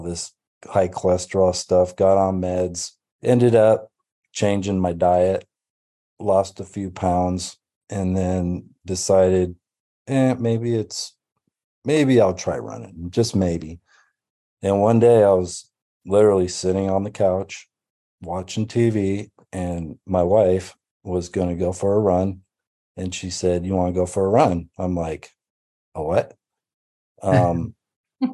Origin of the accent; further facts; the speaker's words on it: Auburn, California, United States; also born or lived in Racine, Wisconsin; was born in Racine, Wisconsin, moved here when I was seven.